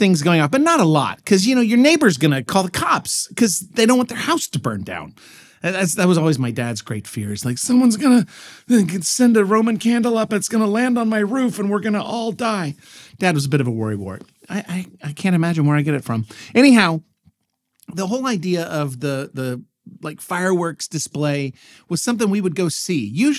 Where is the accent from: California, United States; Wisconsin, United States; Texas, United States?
Texas, United States; Dallas; I grew up in Dallas, Texas, and, you know, as for as big a city as that was, you weren't allowed to actually have fireworks in the city limits